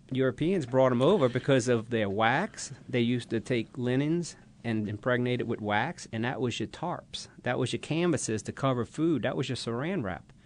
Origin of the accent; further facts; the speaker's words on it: Bucktown, Louisiana, United States; as a kid growing up in Bucktown, Louisiana